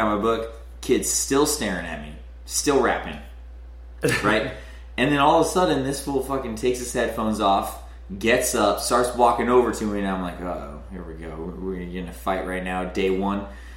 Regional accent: Kennebunk, Maine, United States; moved away; also born or lived in New Hampshire / New York City; Born in fucking New Hampshire, raised in Maine.

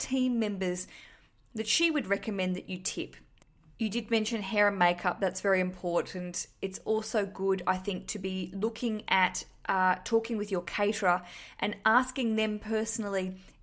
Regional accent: Australia; now in London, United Kingdom; I'm an Australian broadcasting from London

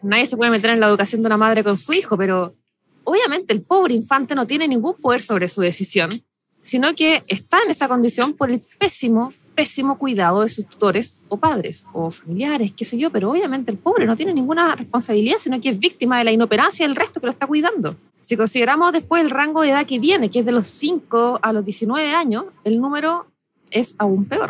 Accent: Chile

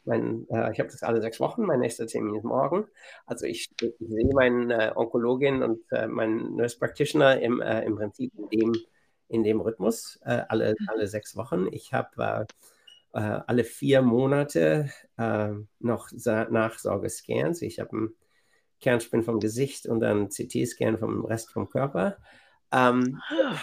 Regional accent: Bielefeld, North Rhine-Westphalia, Germany; moved away as an adult; also born or lived in Massachusetts, United States; now in Boston, United States; in meiner Heimatstadt Bielefeld

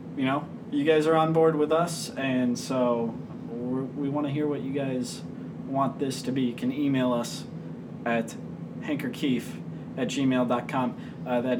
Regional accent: Connecticut, United States; I'm from Connecticut

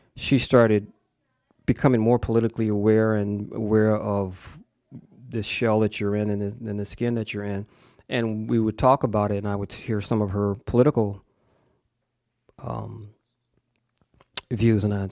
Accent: Springfield, United States; also born or lived in Savannah, Georgia / Plattsburgh, New York; I was raised mostly in Springfield, I was born in the segregated South in Georgia and spent the first ten years of my life in the segregated South

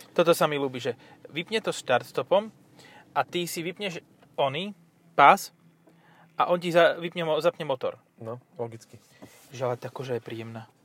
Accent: Stropkov, Prešov Region, Slovakia; V tomto som trochu, zo Stropkova.

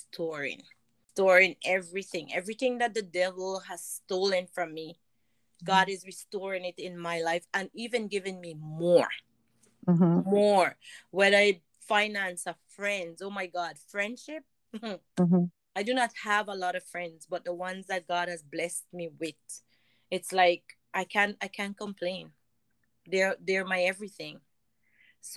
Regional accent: St. Vincent & Grenadines; I was growing up in St. Vincent

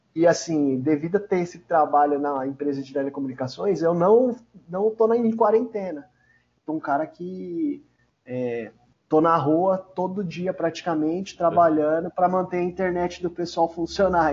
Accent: São Paulo, Brazil; Eu sou da região de, da Zona Leste, né? Arthur Alvim, Zona Leste, São Paulo

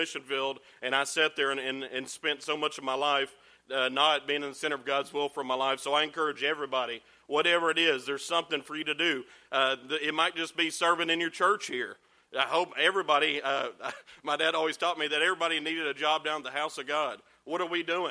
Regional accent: Georgia, United States; also born or lived in Chattanooga, Tennessee; I was born in Chattanooga, Tennessee, raised in Georgia since I was three

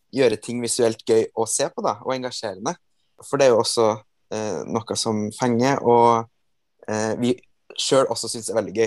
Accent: Trøndelag, Norway; Jeg er fra Trøndelag

